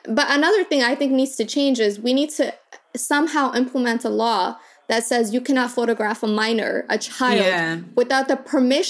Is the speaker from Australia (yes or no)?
no; Kakuma, Turkana County, Kenya; born there; But, you know, I was born in Kakuma, and so it was 66% women and children.